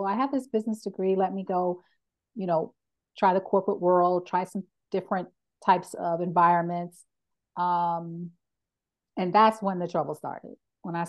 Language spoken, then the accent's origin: English; Philadelphia, Pennsylvania, United States; moved away; I'm originally from Philadelphia, which is a very culturally rich city